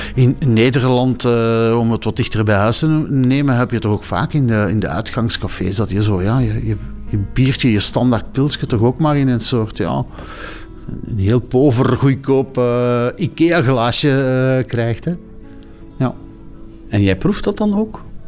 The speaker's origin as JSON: {"language": "Dutch", "country": "Belgium", "said": "als Belgen"}